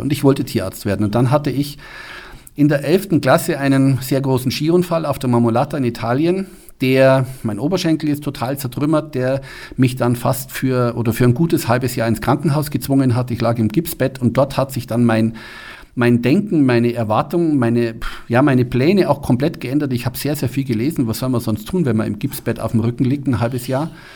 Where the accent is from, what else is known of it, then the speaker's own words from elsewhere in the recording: Munich, Bavaria, Germany; moved away as an adult; also born or lived in Kassel / Mannheim; now in Füssen, Germany; ich komme aus München, ich bin in München geboren, aufgewachsen